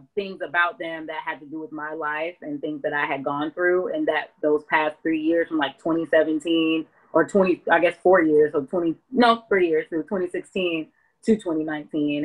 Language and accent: English; Augusta, Georgia, United States; also born or lived in Atlanta, Georgia; I was born in Atlanta. We moved here when I was three, so I'm from Augusta